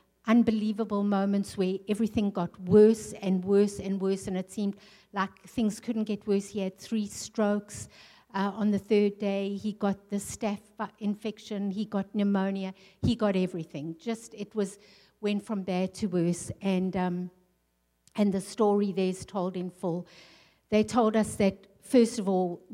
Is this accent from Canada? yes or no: no; South Africa; also born or lived in England; now in North Dakota, United States; I'm a South African girl. I grew up in the sunshine. I grew up in the tropics.